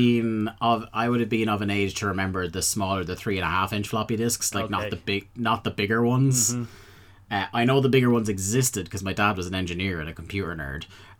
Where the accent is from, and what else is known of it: Ireland